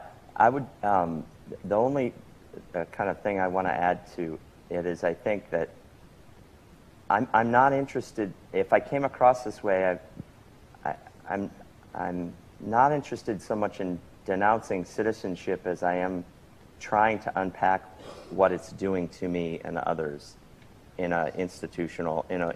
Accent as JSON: {"language": "English", "country": "United States", "also_born_or_lived": "Canada", "said": "I have three children who are Canadians. But in terms of my I open my mouth and everybody knows that I'm an American. And if you have a good ear for it, you probably can tell where."}